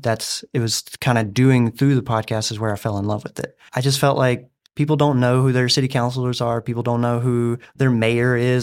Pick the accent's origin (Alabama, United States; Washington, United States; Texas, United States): Alabama, United States; moved away as an adult; now in Dover, United States; me growing up in Alabama